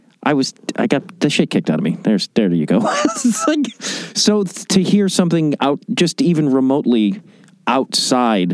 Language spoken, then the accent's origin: English; outside Chicago, Illinois, United States; I grew up outside Chicago